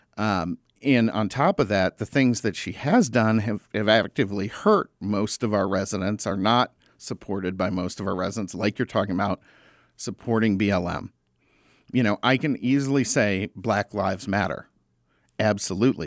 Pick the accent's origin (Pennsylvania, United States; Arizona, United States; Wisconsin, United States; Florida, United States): Arizona, United States; I grew up in Arizona